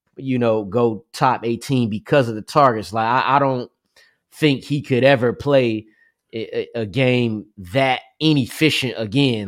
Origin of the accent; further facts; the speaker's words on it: New Jersey, United States; I'm from New Jersey